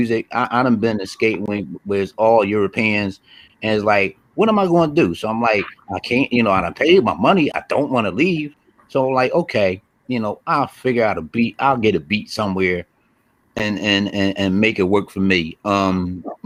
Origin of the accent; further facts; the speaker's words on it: Philadelphia, Pennsylvania, United States; I'm from Philly